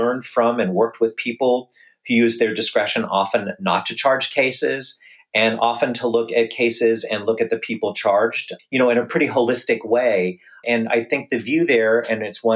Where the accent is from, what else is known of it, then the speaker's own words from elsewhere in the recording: San Francisco, California, United States; also born or lived in Ojai Valley, California / Lake County; I was born and raised in San Francisco.